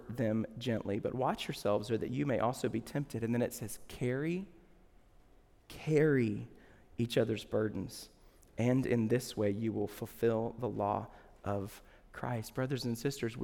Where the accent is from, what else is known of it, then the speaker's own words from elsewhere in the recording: the South, United States; When I was little, I grew up in the South.